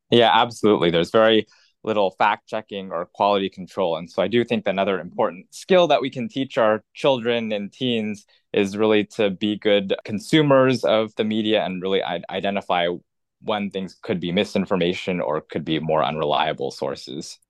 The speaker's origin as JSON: {"language": "English", "town": "Los Angeles", "region": "California", "country": "United States", "tie": "born or raised there", "said": "I grew up in Los Angeles in, in Southern California"}